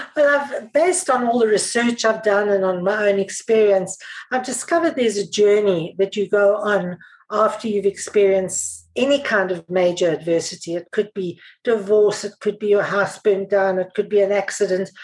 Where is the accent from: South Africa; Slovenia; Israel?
South Africa; I'm South African